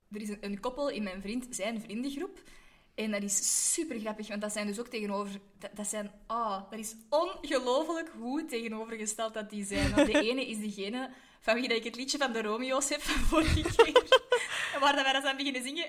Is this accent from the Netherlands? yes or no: no; Belgium